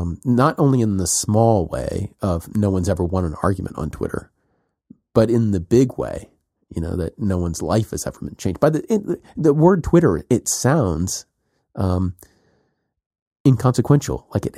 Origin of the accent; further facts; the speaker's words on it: South Carolina, United States; When I was a kid growing up in South Carolina, and there were political debates